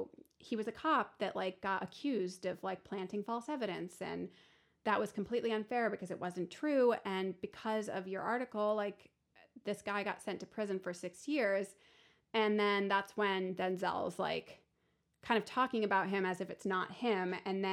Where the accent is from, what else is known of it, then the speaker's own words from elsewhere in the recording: Syracuse, New York, United States; I'm from Syracuse.